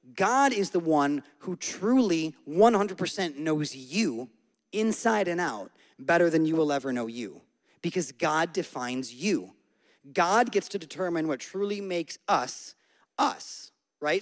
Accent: Syracuse, New York, United States; moved away; I'm from Syracuse. I was born and raised in central New York

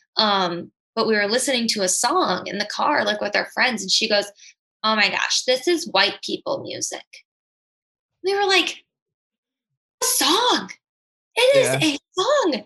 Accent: Janesville, Wisconsin, United States; Janesville, Wisconsin, which is predominantly white

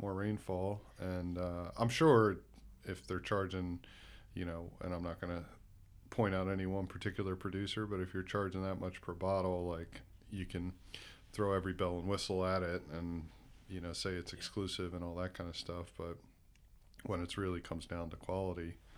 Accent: United States; accent: American; now in New Zealand; my American accent

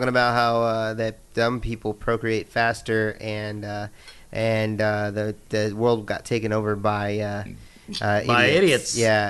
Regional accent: Indiana, United States; I'm from Indiana

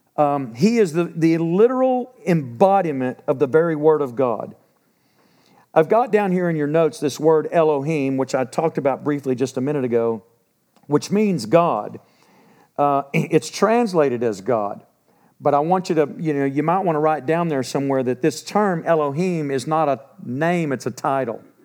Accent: Texas, United States; I'm from Texas. I'm thirty minutes from the house I grew up

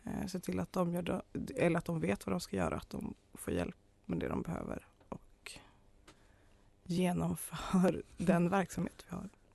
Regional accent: Arjeplog, Norrbotten County, Sweden; moved away as an adult; also born or lived in Kalmar; now in Uppsala, Sweden; jag är ju från Arjeplog. Hörs inte så mycket men det är så ändå.

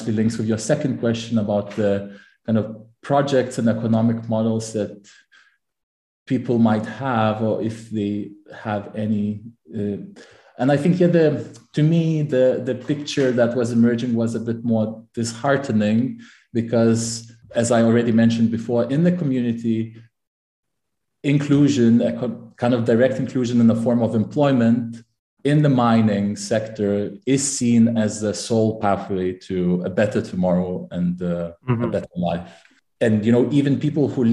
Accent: Lithuania; also born or lived in Manchester, United Kingdom / Cambridge, United Kingdom; now in Amsterdam, Netherlands; I'm originally from Lithuania

